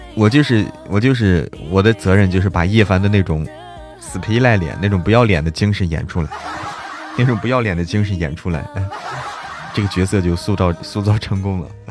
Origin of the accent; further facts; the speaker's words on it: Zhangjiakou, Hebei, China; 就是我们那儿的，张家口的，我是张家口的嘛